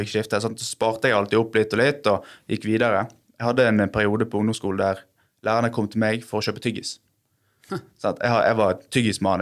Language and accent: Norwegian; Bergen, Vestland, Norway; Jeg er fra Sandviken i Bergen